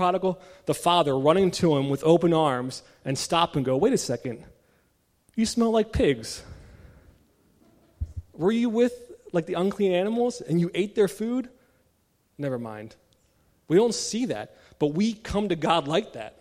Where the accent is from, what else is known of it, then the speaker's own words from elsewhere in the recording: Maryland, United States; moved away; I was born and raised in Maryland, the state of Old Bay